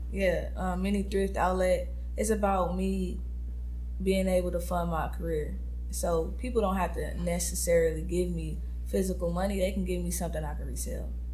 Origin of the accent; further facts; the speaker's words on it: Compton, California, United States; I'm from Compton, California, born and raised.